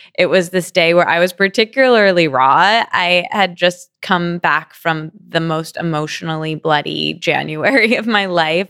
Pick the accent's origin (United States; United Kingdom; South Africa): United States; East Lansing, Michigan; I grew up in a small college town called East Lansing, in Michigan